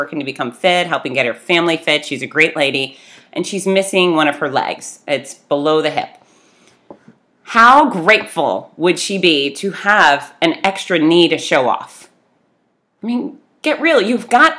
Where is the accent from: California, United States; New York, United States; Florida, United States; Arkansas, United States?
Florida, United States; Fort Lauderdale; I grew up in Fort Lauderdale